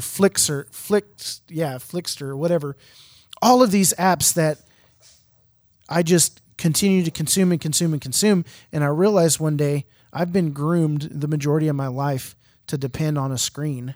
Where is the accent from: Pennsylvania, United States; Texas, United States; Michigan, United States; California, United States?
Texas, United States; Houston; I'm from Houston